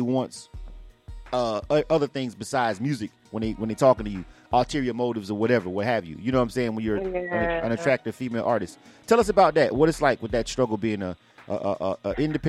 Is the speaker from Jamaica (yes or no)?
no; Panama City, Florida, United States; moved away; I'm from Panama City, Florida